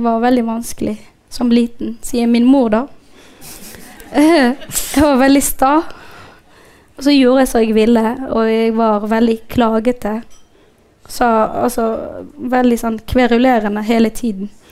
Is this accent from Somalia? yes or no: yes; Somalia; also born or lived in Djibouti; now in Norway; jeg egentlig ikke er fra Somalia